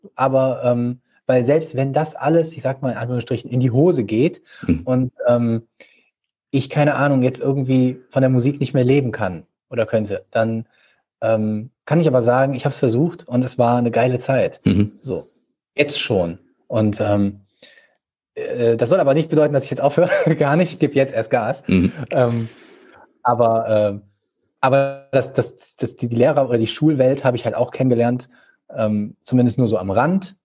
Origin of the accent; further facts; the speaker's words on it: Düsseldorf, North Rhine-Westphalia, Germany; also born or lived in Vienna; Ich bin hier geboren, äh, in Gerresheim, ähm, also in einem Stadtteil von Düsseldorf, ganz im Osten. Und ähm, ja, äh, habe halt schon immer hier gelebt, außerhalb des einen Jahr in Wien.